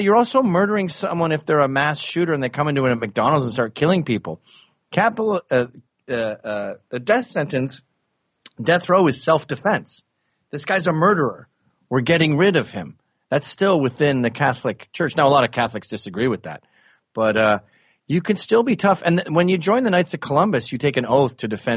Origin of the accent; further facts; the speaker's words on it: Canada; moved away as an adult; also born or lived in England; now in New York City, United States; I was born in England. I grew up in Canada, moved to America when I was 29.